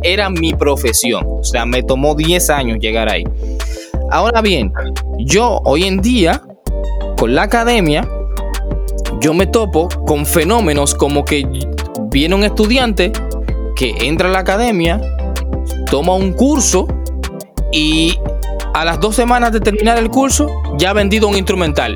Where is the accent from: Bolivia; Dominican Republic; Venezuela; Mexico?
Dominican Republic; En mi país, aquí en República Dominicana